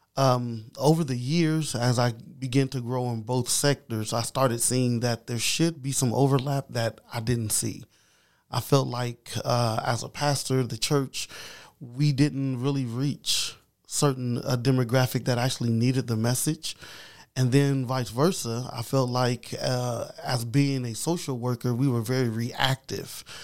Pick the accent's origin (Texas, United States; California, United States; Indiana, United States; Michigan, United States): Indiana, United States; Anderson; I am, uh, from Madison County. Been born and raised here.